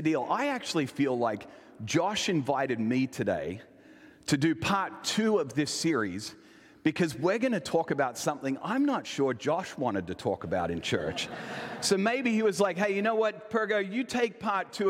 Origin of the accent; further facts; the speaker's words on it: Elizabeth, South Australia, Australia; I was born in this area and kind of raised in what I would say is probably one of the most famous or infamous parts of Australia, in Elizabeth, South Australia